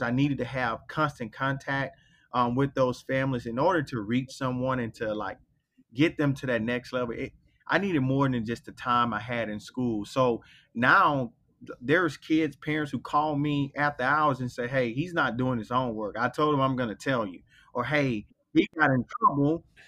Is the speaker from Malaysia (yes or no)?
no; Belle Glade, Florida, United States; moved away; I grew up in Belglade, Florida, which is a little small town in Palm Beach County